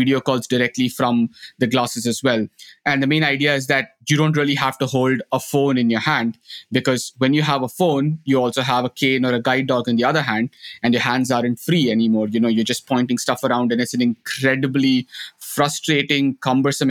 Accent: India; moved away as an adult; now in Netherlands; a blind school in my hometown in India

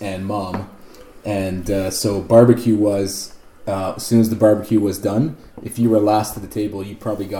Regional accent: outside of Winnipeg, Manitoba, Canada; We grew up outside of Winnipeg too, and there's four boys in the family.

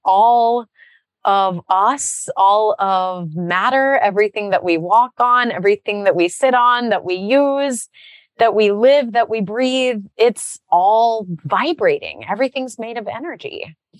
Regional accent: Texas, United States; I grew up in Texas

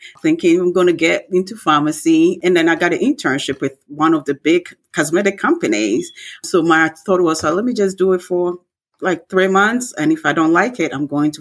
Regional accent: Ghana; moved away; I grew up in Ghana

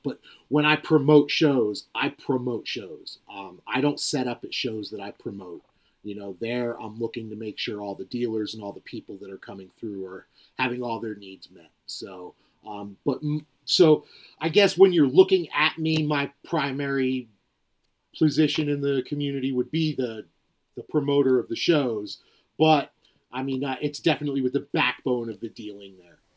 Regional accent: New Jersey, United States; I was a, a kid that was, growing up in New Jersey

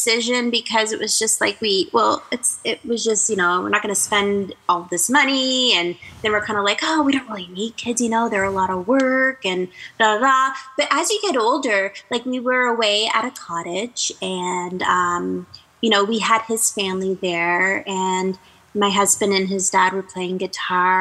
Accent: Canada; I'm Canadian

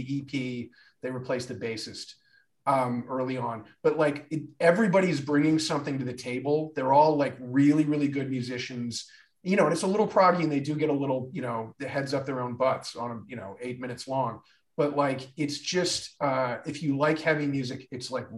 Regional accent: Midwest, United States; I grew up in the Midwest and had no access to a good radio station

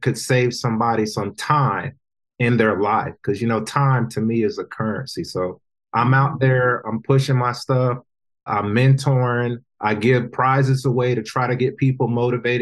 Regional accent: North Carolina, United States; I work with a good group from my hometown of North Carolina

